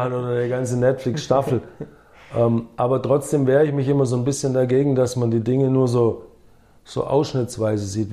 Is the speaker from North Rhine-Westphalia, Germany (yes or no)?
no; Herrenberg, Baden-Württemberg, Germany; first language English; moved away; also born or lived in Sindelfingen / United States; Herrenberg meine Heimatstadt ist